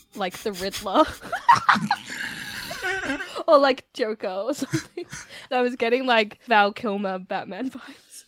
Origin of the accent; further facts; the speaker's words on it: Australia; I was born and raised in Australia